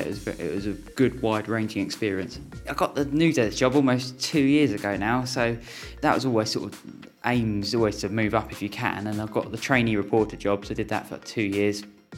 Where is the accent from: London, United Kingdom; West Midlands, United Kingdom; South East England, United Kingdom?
South East England, United Kingdom; Ashford; I've been looking after my hometown paper for almost 2 years now